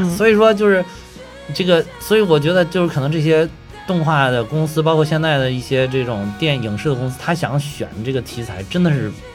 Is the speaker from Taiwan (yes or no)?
no; China; 我们中国人好在哪儿呢？就是老祖宗把这些好多东西都给你留下来了